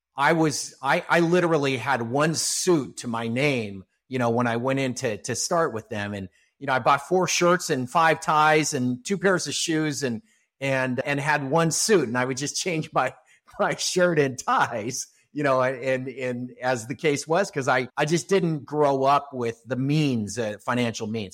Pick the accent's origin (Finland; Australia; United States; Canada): United States; Los Angeles, California; I grew up here in Southern California. I'm still a, a, a Los Angeles native, live in a suburb of Los Angeles